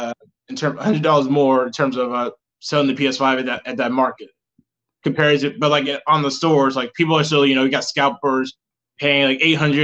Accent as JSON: {"language": "English", "region": "South Carolina", "country": "United States", "said": "South Carolina."}